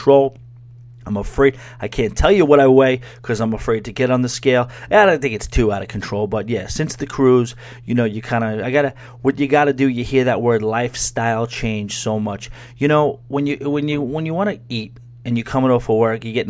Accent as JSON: {"language": "English", "region": "New York", "country": "United States", "tie": "born or raised there", "said": "I grew up in New York, but living directly in the city for the last 9 years or so"}